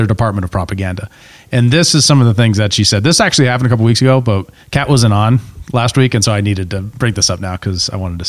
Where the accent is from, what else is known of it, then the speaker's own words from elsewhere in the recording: Montana, United States; We're from Montana.